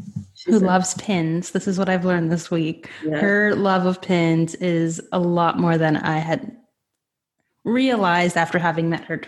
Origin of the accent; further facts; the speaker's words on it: Pennsylvania, United States; Yeah, she's from the area where I grew up in Pennsylvania when we were younger.